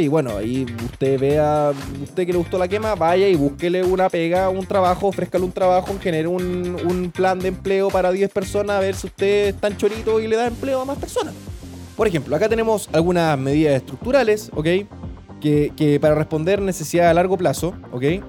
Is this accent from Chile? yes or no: yes; Chile; somos buenos los chilenos